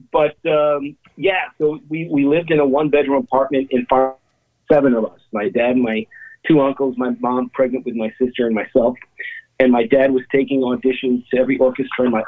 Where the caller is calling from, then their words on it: Dumont, New Jersey, United States; Dumont, Bergen County. Uh, so right, right, like 20 minutes from the George Washington Bridge.